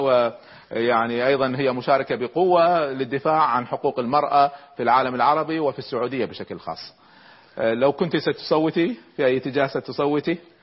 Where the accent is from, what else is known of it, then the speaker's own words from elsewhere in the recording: Kuwait; عندنا في الكويت